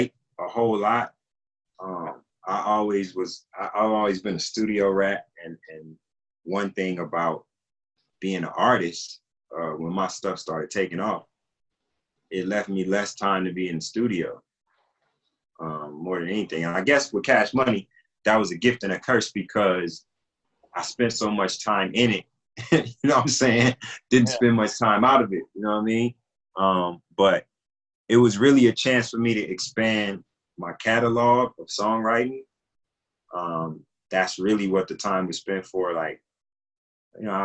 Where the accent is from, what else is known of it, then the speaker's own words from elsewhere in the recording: Compton, California, United States; also born or lived in Alabama / Watts, Los Angeles; I came to Compton. I was a year old